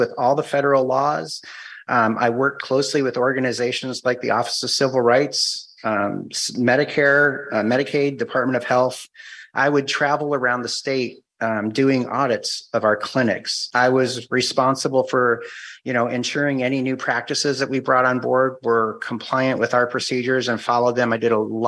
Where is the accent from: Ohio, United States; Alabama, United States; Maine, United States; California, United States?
Ohio, United States; Cleveland; moved away as an adult; also born or lived in Whidbey Island, Washington / Guam; now in Washington, United States; I'm originally from Cleveland.